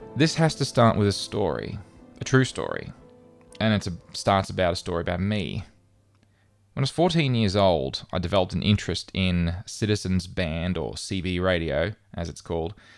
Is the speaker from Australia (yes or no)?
yes; Australia; moved away as an adult; I would return home to Australia